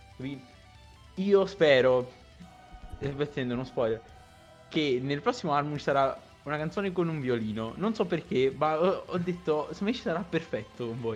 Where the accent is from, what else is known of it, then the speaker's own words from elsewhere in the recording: province of Salerno, Campania, Italy; Io sono in provincia di Salerno, però sono più vicino a Napoli che a Salerno.